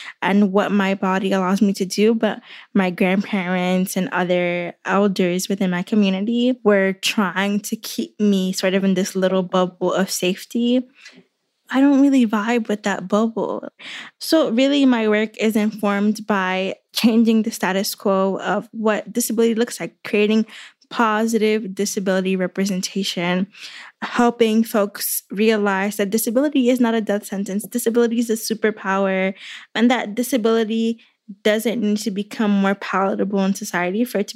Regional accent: New York City, New York, United States; So I am born and raised in New York City. I am a West Harlem girl

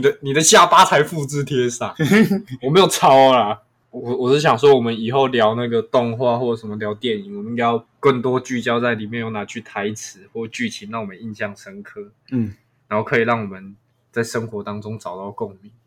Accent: Taiwan; 我们台湾人都信道教比较多

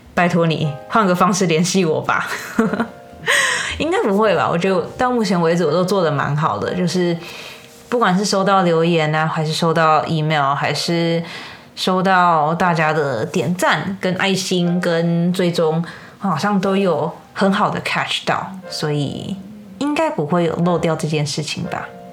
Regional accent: United States; 身为美国人，我真心不懂。

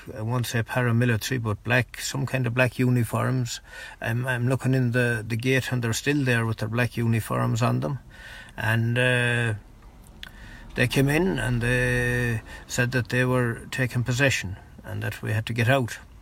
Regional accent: Ireland; I was Irish.

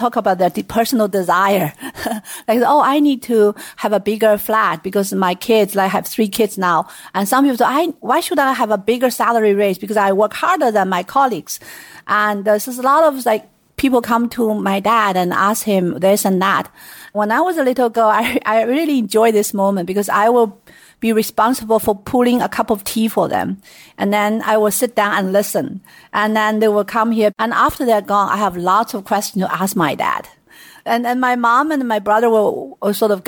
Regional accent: Sichuan, China; I was born and raised in Sichuan province

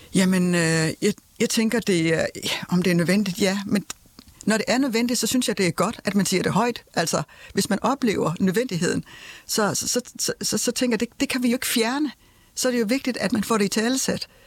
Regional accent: Denmark; vi som danskere

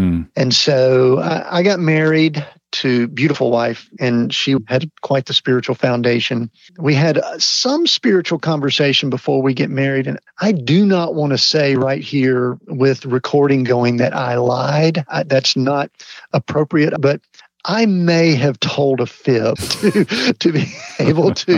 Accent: Atlanta area, Georgia, United States; I grew up in the Atlanta area, and I always tell people I grew up in a small town just outside of Atlanta

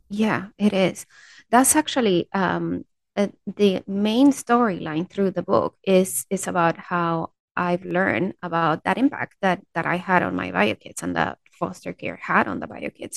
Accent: Peru; I'm from Peru

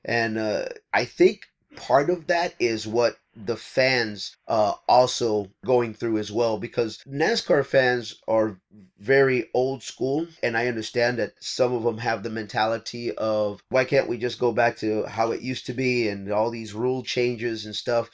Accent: Texas, United States; We are in my home state of Texas.

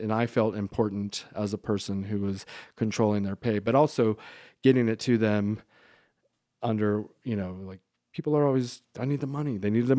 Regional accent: San Antonio, Texas, United States; also born or lived in Georgia, United States / Southern California, United States; San Antonio and then Georgia and then Southern California and like back and forth between those cities and states.

